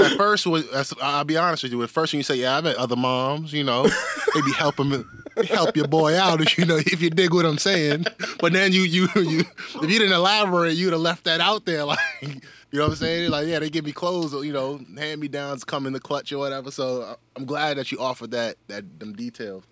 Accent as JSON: {"language": "English", "town": "New York City", "region": "New York", "country": "United States", "said": "I'm from New York City"}